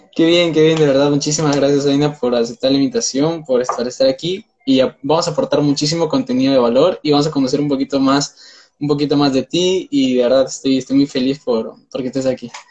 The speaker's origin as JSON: {"language": "Spanish", "country": "Peru", "said": "soy de Perú"}